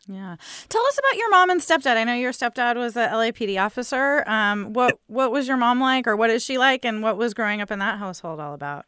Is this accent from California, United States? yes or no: yes; San Diego, California, United States; I grew up near Miramar Air Force Base